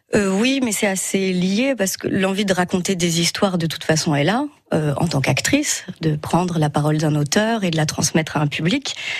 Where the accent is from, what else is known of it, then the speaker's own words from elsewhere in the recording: Metz, Grand Est, France; je suis originaire de Metz